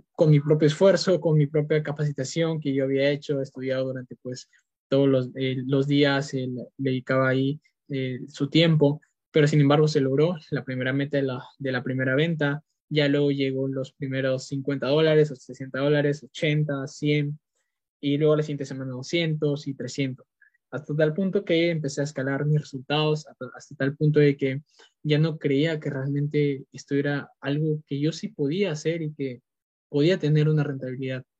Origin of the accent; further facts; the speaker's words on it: Peru; soy de Perú